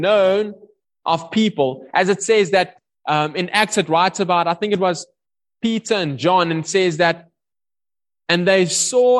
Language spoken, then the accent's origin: English; South Africa